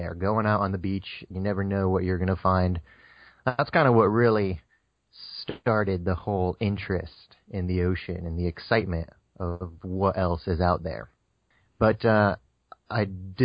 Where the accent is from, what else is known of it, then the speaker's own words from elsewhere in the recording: Connecticut, United States; also born or lived in Florida Keys; now in Hawaii, United States; I'm originally from Connecticut. You know, I've been out here on Hawaii for the last 4 years. Before I moved here, I was in the Florida Keys, but everything basically started in Connecticut